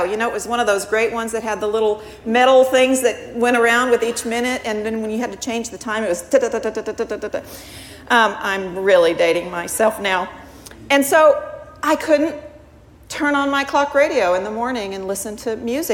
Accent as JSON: {"language": "English", "region": "Missouri", "country": "United States", "tie": "born or raised there", "also_born_or_lived": "Massachusetts / Texas", "moved": "yes", "lives_now": "Hawaii, United States", "said": "I grew up in the Midwest. I grew up in Missouri."}